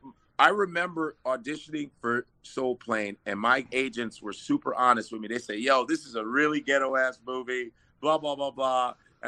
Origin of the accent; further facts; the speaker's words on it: Chicago, Illinois, United States; moved away; also born or lived in New York; I'm originally from Chicago